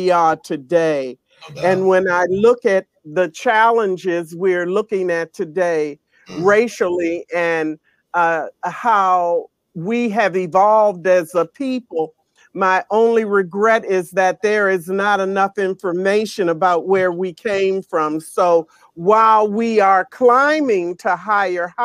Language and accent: English; Washington, District of Columbia, United States; I am a native Washingtonian, born and raised in Washington, D.C.